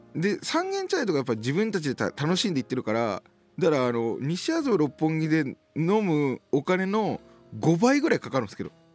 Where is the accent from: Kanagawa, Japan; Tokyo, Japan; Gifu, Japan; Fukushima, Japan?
Tokyo, Japan; 僕地元があの東京の板橋ってところで